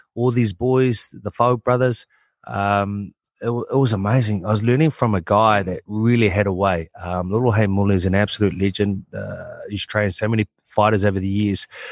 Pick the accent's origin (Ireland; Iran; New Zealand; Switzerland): New Zealand; born and bred in New Zealand